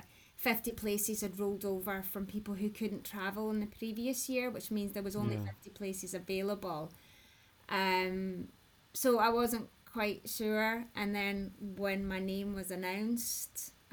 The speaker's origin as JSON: {"language": "English", "region": "Scotland", "country": "United Kingdom", "said": "I'm Scottish, I'm ginger"}